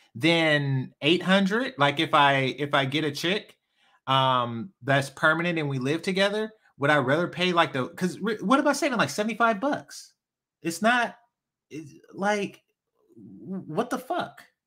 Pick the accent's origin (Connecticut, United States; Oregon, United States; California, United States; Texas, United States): California, United States; Oakland; I'm from East Oakland.